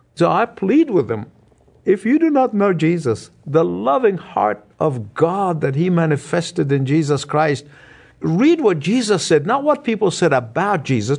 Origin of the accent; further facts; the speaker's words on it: Egypt; moved away; my hometown, the country of Egypt